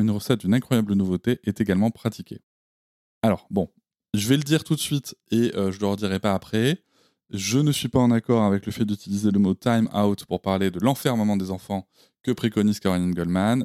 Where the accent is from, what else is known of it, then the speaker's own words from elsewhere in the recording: Gironde countryside, Nouvelle-Aquitaine, France; là où j'ai grandi, c'est-à-dire dans la campagne girondine